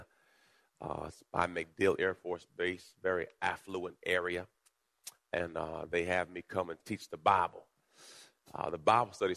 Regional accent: Jamaica; I was born in Jamaica

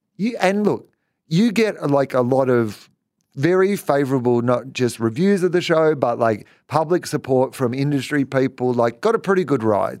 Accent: East Gippsland, Victoria, Australia; I grew up in East, East Gippsland

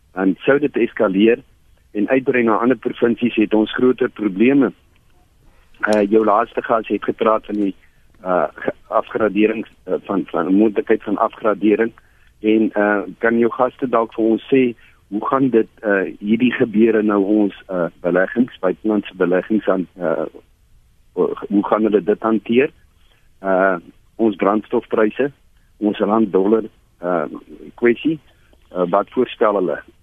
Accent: South Africa; ons as Suid-Afrikaners

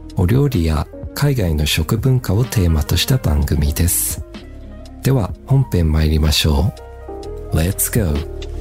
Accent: Melbourne, Victoria, Australia; now in Japan; 僕の地元のメルボ

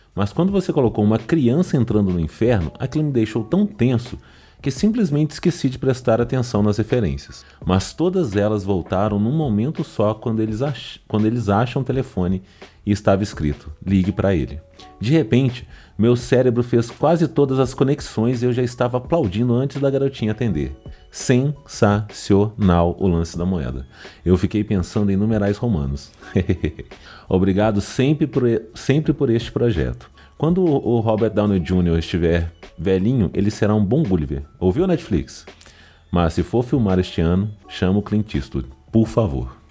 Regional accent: Minas Gerais, Brazil; eu sou mineiro

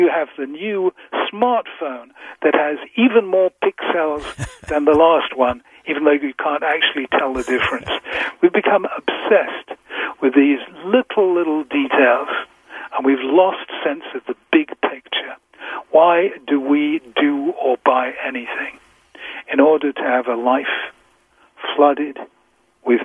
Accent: England, United Kingdom; I'm so English

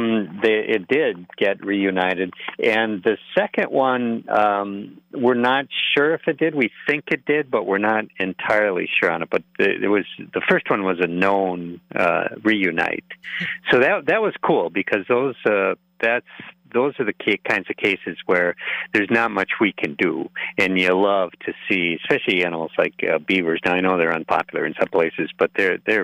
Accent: Neillsville, Wisconsin, United States; moved away as an adult; also born or lived in Black River Falls; now in Twin Cities, United States; I grew up near Black River Falls, actually. I'm from Neillsville originally.

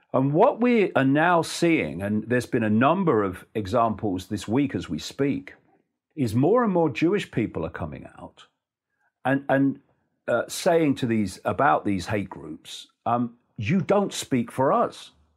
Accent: Leicester, East Midlands, United Kingdom; in Leicester, my hometown

